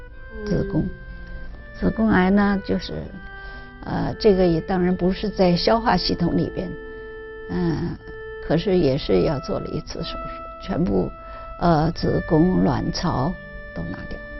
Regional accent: Zhejiang, China; also born or lived in Shanghai; now in Canada; 我是浙江人

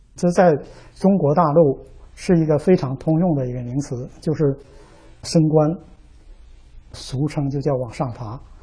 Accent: Dandong, Liaoning, China; moved away as an adult; now in United States; 我的家是在辽宁省丹东市

